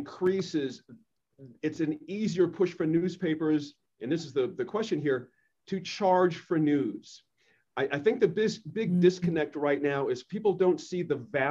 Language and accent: English; Boston, Massachusetts, United States; I grew up in Boston